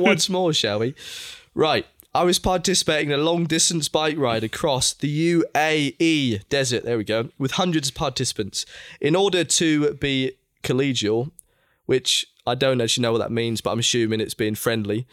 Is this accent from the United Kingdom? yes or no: yes; England, United Kingdom; as an English um, been brought up in England